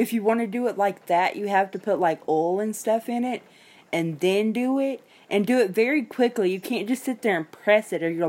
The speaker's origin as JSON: {"language": "English", "town": "Memphis", "region": "Tennessee", "country": "United States", "said": "I'm from Memphis"}